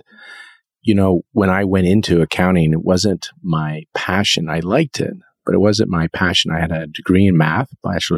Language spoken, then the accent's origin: English; East Coast of Canada, Canada; moved away as an adult; now in Vancouver, Canada; I'm from the East Coast